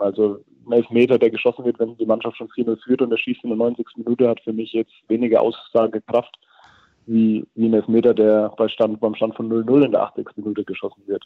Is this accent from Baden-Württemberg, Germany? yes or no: no; near Herzogenaurach, Franconia, Bavaria, Germany; moved away as an adult; also born or lived in Würzburg; now in Netherlands; ich bin zwar in Würzburg geboren, komme aber 60 Kilometer davon weg davon, äh, in Richtung Herzogenaurach